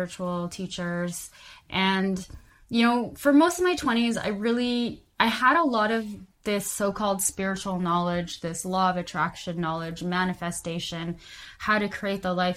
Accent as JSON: {"language": "English", "town": "Calgary", "region": "Alberta", "country": "Canada", "moved": "yes", "lives_now": "Vancouver, Canada", "said": "I'm originally from Calgary, Alberta, Canada"}